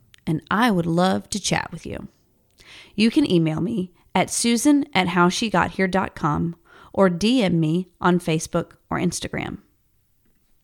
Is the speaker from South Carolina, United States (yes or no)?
yes; South Carolina, United States; moved away as an adult; now in Dallas, United States; I'm from South Carolina. I have lived in Dallas, Texas for more than a decade, but will always be a South Carolinian